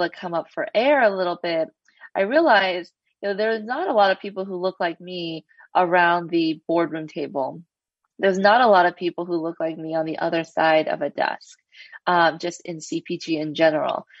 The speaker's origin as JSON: {"language": "English", "town": "Los Angeles", "region": "California", "country": "United States", "tie": "born or raised there", "said": "I grew up in Los Angeles, an Asian American"}